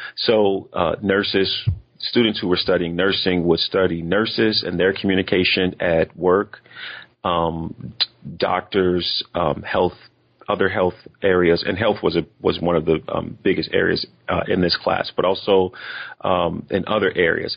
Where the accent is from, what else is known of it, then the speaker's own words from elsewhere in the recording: United States; accent: African American English; I'm African American and have African American English in my background